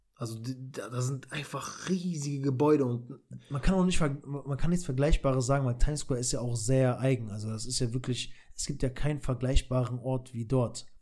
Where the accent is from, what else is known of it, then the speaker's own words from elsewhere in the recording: Kosovo; moved away; war ich in meiner Heimat in Kosovo